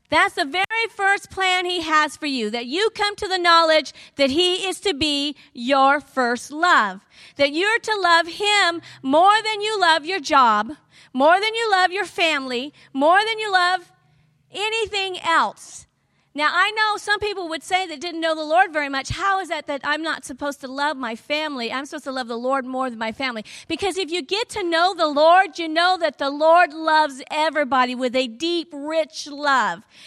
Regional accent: the South, United States; I'm from the South

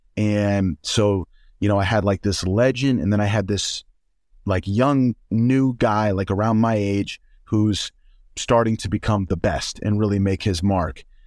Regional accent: Oklahoma, United States; I'm from Oklahoma.

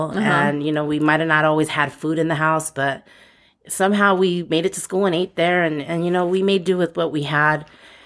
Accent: Altadena, California, United States; also born or lived in Pasadena; I was born in Pasadena, but I grew up in Altadena.

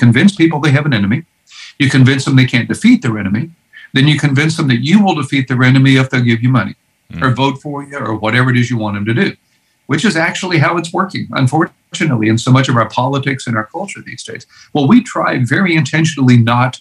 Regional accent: Houston, Texas, United States; I grew up in Houston, Texas

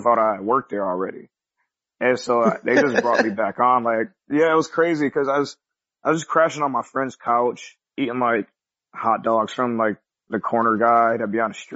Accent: Syracuse, New York, United States; in my hometown of Syracuse, New York

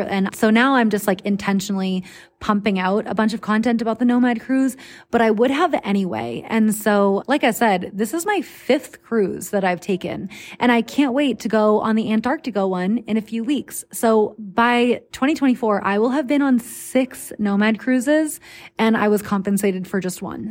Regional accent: United States; the obnoxiously friendly Americans like myself

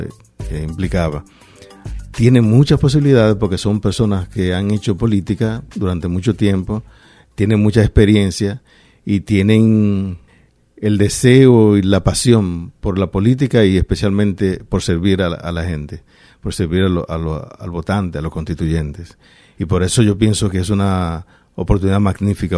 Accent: Santo Domingo, Dominican Republic; moved away as an adult; also born or lived in Paterson, New Jersey; now in Rhode Island, United States; Yo venía de Santo Domingo

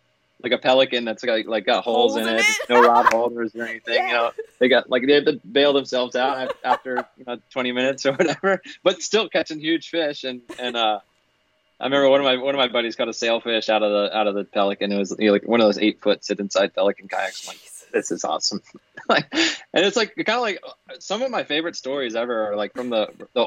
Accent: Florida, United States; growing up and having so many years fishing in Florida

